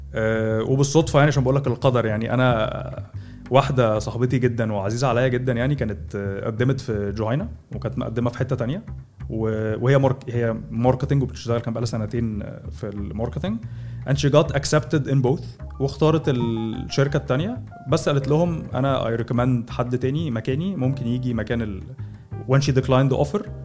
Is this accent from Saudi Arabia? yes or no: no; Egypt